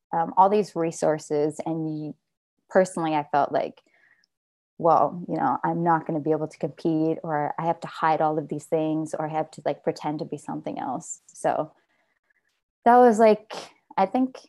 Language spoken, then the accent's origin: English; Fremont, California, United States; moved away as an adult; also born or lived in Oakland, United States; now in Los Angeles, United States; I grew up in the Bay Area in Fremont